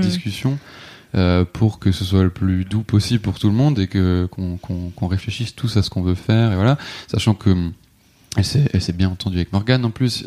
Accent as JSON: {"language": "French", "area": "Alsace", "region": "Grand Est", "country": "France", "tie": "born or raised there", "also_born_or_lived": "south of France", "said": "j'ai grandi en Alsace"}